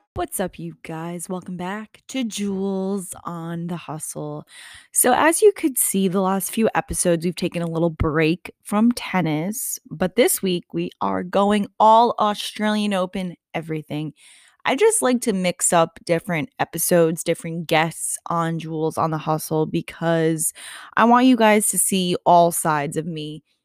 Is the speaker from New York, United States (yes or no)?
yes; New York, United States; I'm a New Yorker, nothing less